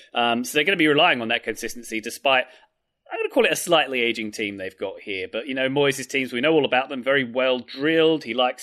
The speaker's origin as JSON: {"language": "English", "area": "around Cockney people", "region": "London", "country": "United Kingdom", "tie": "born or raised there", "said": "where I grew up around Cockney people"}